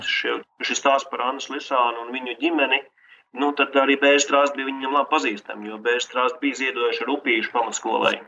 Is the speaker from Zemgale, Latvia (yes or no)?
no; Liepāja, Kurzeme, Latvia; moved away as an adult; now in Riga, Latvia; Es pats no Liepājas un jā. pārcēlos uz Rīgu